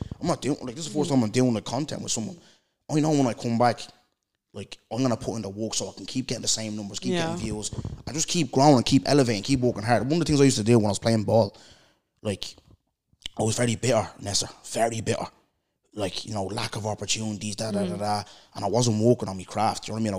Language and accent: English; Brookfield, Ireland; I come from Brookfield, where lads know nothing but selling drugs and sitting on the dole.